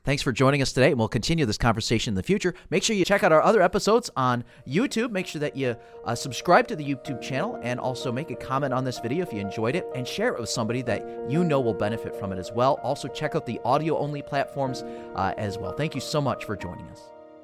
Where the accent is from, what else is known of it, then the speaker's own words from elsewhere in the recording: United States; I'm an American